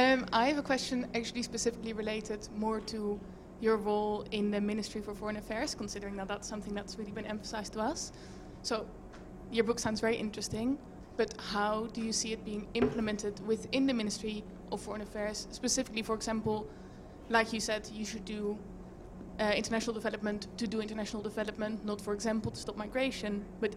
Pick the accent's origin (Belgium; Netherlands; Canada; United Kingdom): Netherlands; I am also Dutch.